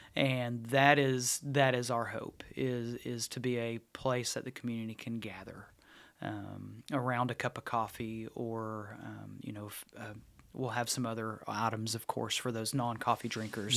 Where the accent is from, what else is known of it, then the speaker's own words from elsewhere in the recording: Halls, United States; growing up in Halls, there was a Hunter's, Hunter Brothers Deli